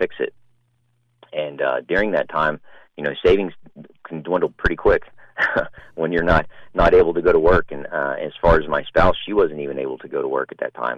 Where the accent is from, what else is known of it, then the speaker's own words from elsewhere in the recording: Pasadena, Texas, United States; Pasadena, Texas. That's my hometown